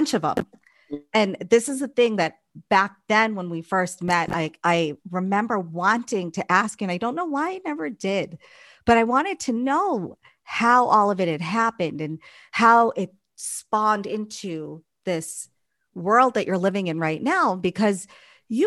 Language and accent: English; Boston, Massachusetts, United States; We're both from Massachusetts, from Boston.